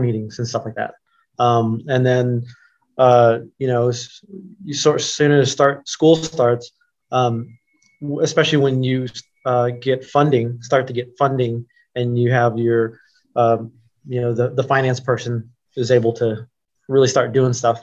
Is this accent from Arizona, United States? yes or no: no; Oklahoma City, Oklahoma, United States; also born or lived in Los Angeles; now in Columbus, United States; i grew up in oklahoma city um, i was born in los angeles but we moved to oklahoma city when i was about three or so